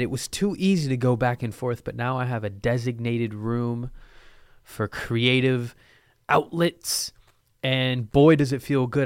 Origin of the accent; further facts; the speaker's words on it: Lake Oswego, Oregon, United States; I'm from Lake Oswego.